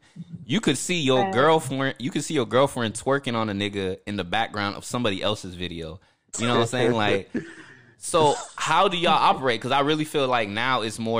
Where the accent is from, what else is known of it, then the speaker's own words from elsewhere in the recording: Orlando, Florida, United States; I've grown up in Florida